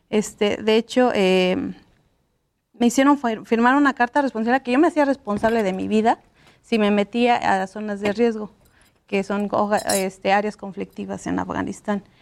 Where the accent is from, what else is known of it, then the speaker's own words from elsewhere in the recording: Toluca, State of Mexico, Mexico; now in London, United Kingdom; Eh, soy originaria de Toluca, mi familia es de Villa Victoria